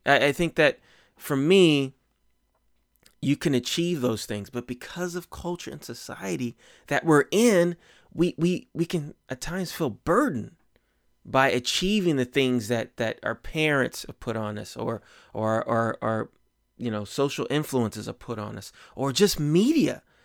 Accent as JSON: {"language": "English", "country": "United States", "tie": "born or raised there", "said": "I grew up in America"}